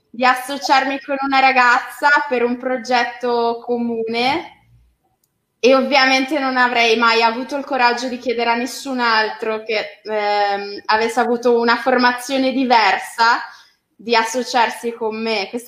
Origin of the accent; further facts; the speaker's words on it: Genoa, Liguria, Italy; cioè io faccio pagare a rate, così so, so di cosa, so di che morte, poi essendo genovese sto molto